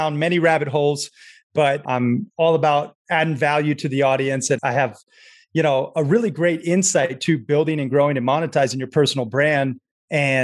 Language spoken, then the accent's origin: English; Sarasota, Florida, United States; also born or lived in Red Lodge, Montana; So I grew up half in Sarasota, Florida, surfing the beaches and, you know, enjoying that Florida lifestyle. And then half in the mountains of Red Lodge, Montana